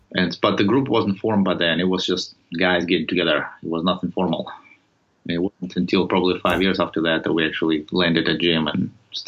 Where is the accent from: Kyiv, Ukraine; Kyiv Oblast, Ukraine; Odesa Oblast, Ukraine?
Odesa Oblast, Ukraine; Odesa; English is a second language; moved away as an adult; I was initially had a taste of it back home when I grew up in Soviet Union and spent some time over there, educated over there, and get an engineering degree, maritime engineering in Odessa on the Black Sea.